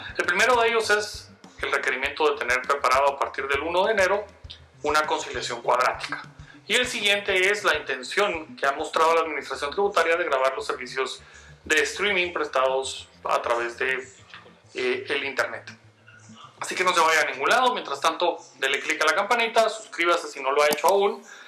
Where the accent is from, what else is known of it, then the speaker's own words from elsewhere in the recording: Guatemala; uno como guatemalteco